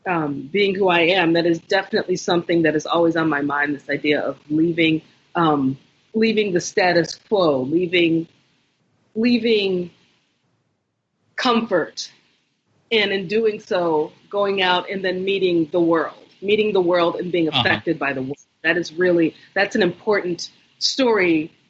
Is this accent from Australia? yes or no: no; United States; I'm Nigerian, I'm American, I'm neither, I'm both.